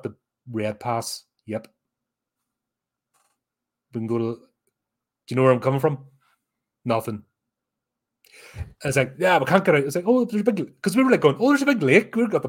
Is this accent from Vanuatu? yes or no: no; United Kingdom; But as a Brit, you have no choice.